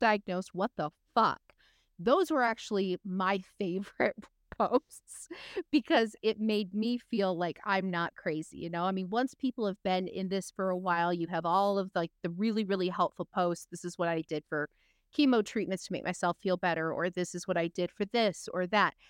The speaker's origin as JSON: {"language": "English", "region": "West Michigan", "country": "United States", "tie": "born or raised there", "said": "I grew up in West Michigan where you have a huge Dutch population"}